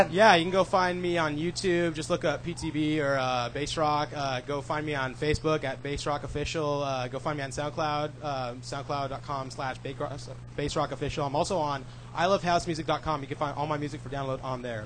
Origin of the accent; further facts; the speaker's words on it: Renton, Washington, United States; I grew up here around Seattle area. I was born here, lived in Renton most of my life.